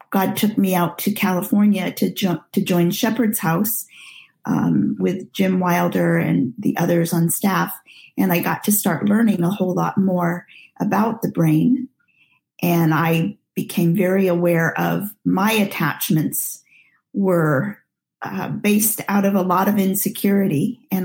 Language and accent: English; Nigeria; Well, I'm a missionary child and was born and raised in Nigeria, and at age five was sent to a boarding school